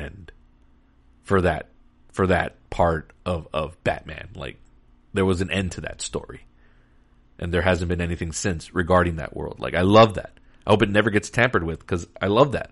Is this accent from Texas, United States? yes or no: yes; Texas, United States; Texas, my home state